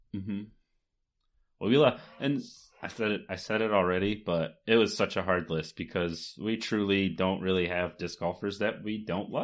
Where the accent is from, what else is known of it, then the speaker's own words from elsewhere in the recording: Michigan, United States; we're from Michigan